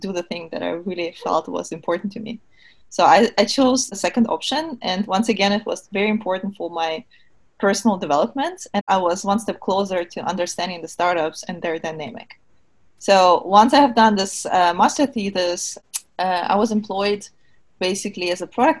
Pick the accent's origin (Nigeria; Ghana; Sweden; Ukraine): Ukraine; Kyiv; moved away as an adult; also born or lived in Germany; now in United States; I was born and raised in Kiev